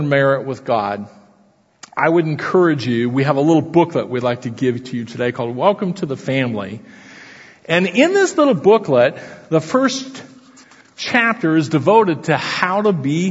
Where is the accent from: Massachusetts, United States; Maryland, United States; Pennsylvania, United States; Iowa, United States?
Iowa, United States; Council Bluffs; I'm a native Iowan. Grew up in Council Bluffs, Iowa, right across the Missouri River from Omaha.